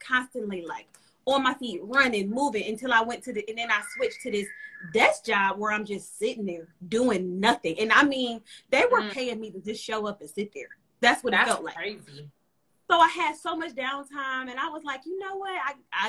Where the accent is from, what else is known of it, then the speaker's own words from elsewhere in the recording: Cleveland, Ohio, United States; I'm from Cleveland, Ohio, 216.